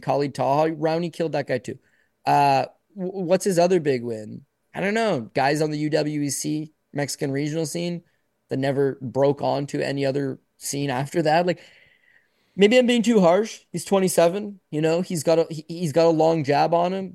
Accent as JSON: {"language": "English", "country": "Canada", "tie": "born or raised there", "said": "I'm born in Canada. My parents are born in Canada. I'm Canadian"}